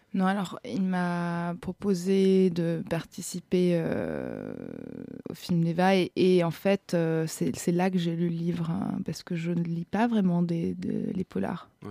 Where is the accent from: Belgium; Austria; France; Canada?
Austria; moved away; je viens d'Autriche et j'ai beaucoup joué là-bas